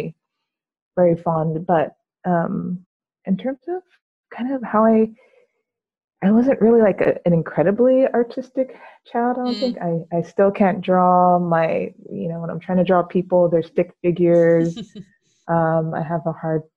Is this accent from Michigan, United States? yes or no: no; Yuba City, California, United States; also born or lived in Florida / Los Angeles, California; I was born in Yuba City, California. So I spent most of my life here